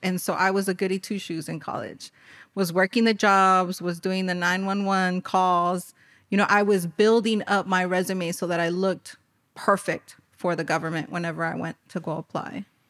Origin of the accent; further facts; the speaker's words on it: Cicero, Illinois, United States; born and raised in Chicago, I was born in an underserved community, Cicero